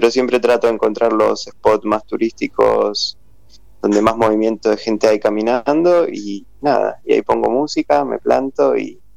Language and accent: Spanish; Argentina; hablo en inglés, bueno, diciéndoles que soy argentina, que, es mi arte con el que trabajo